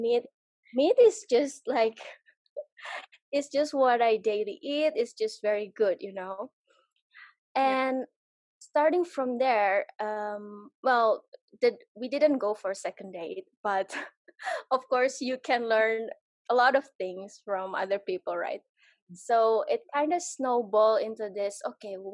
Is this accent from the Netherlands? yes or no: no; Jakarta, Indonesia; moved away as an adult; I grew up also in Jakarta